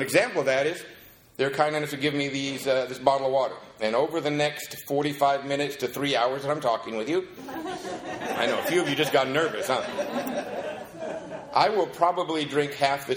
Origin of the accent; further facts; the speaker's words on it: Covina, California, United States; also born or lived in Seattle, Washington; I'm from Covina, not West Covina